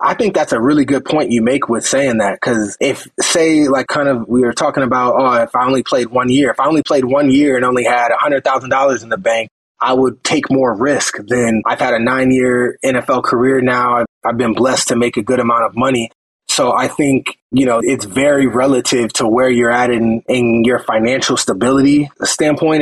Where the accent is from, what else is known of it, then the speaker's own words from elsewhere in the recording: Phoenix, Arizona, United States; I'm from Phoenix, Arizona